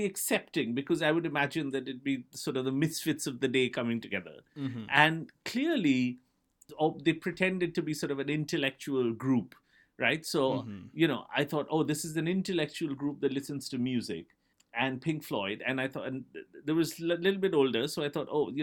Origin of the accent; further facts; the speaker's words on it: India; So I grew up in India in the 1980s, where for whatever reason, it was a handful of British bands that kind of ruled our psyche.